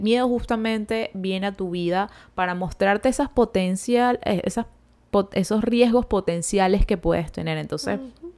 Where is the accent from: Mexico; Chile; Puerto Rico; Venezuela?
Venezuela; moved away as an adult; yo desde que salí de Venezuela